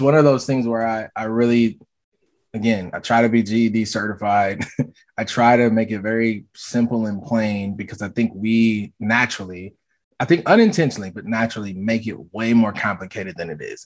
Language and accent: English; the North / Midwest, United States; also born or lived in Jackson, Mississippi; now in Minneapolis, United States; I live in Minneapolis, Minnesota. My parents are from the South, and so while I was born in the South but raised in the North